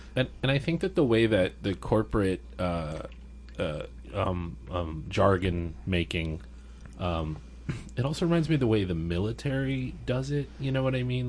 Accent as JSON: {"language": "English", "town": "El Paso", "region": "Texas", "country": "United States", "tie": "born or raised there", "said": "I'm from El Paso, Texas, which is a very poor, one of the poorest big cities"}